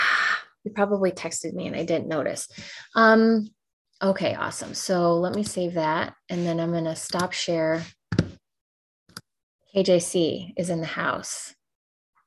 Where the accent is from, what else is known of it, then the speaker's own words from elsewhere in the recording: Midwest, United States; I grew up in the Midwest.